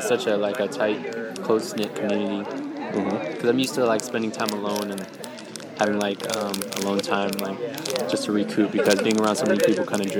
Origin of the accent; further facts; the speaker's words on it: Stockton, California, United States; I'm from Stockton, California.